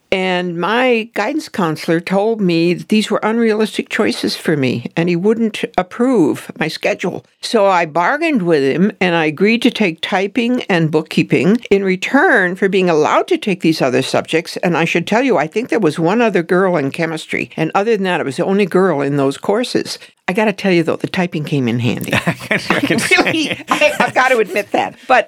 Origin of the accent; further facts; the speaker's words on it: South Dakota, United States; Well, I was going to go to South Dakota School of Mines and Technology. And that was my home state school.